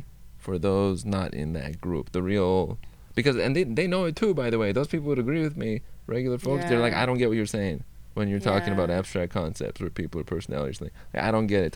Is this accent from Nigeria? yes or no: no; Iran; I was born in Iran